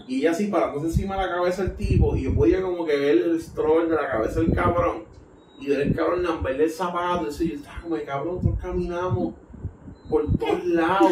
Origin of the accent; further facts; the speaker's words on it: Puerto Rico; yo soy de Puerto Rico